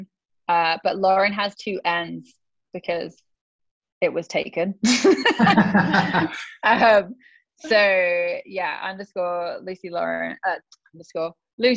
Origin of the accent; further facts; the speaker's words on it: England, United Kingdom; I'm from England